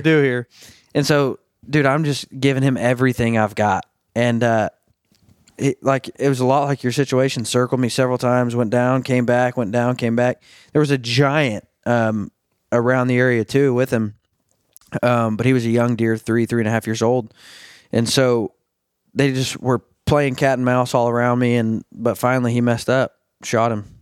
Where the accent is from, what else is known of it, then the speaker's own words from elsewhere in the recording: Arkansas, United States; I'm from, I'm from Arkansas, born and raised